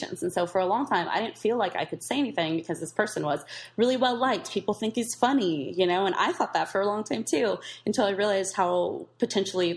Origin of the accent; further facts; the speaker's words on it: East Bay, California, United States; I grew up in the East Bay